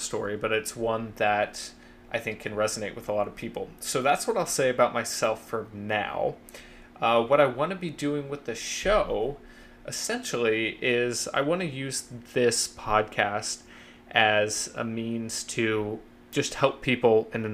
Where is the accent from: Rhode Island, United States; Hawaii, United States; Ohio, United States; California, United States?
Ohio, United States; Columbus; moved away as an adult; also born or lived in Athens, Ohio / Cincinnati, Ohio; now in New York City, United States; I'm originally from Columbus, Ohio